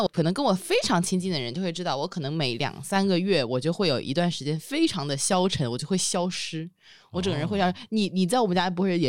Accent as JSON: {"language": "Chinese", "town": "Mianyang", "region": "Sichuan", "country": "China", "said": "啊、我是绵阳的。"}